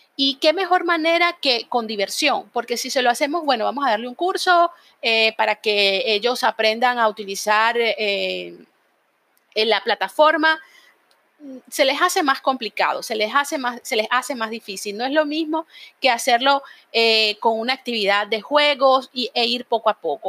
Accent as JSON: {"language": "Spanish", "country": "Venezuela", "moved": "yes", "said": "allá en Venezuela, de donde yo soy"}